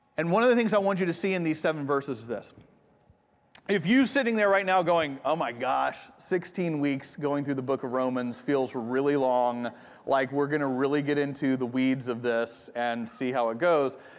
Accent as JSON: {"language": "English", "country": "United States", "also_born_or_lived": "Japan", "moved": "as an adult", "said": "I'm from the States"}